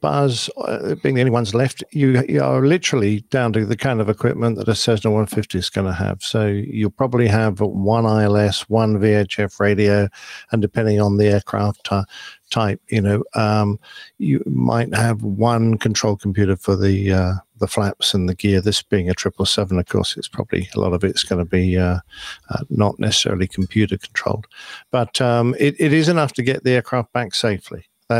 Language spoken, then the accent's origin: English; United Kingdom; I'm just a Brit.